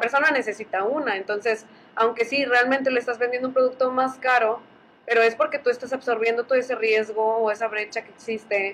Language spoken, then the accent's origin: Spanish; Allende, Nuevo León, Mexico; se nota que soy de Allende